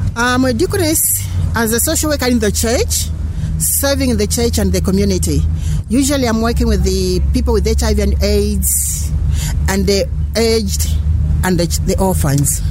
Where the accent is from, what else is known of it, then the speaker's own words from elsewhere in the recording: Zambia; I'm coming from United Church of Zambia in Zambia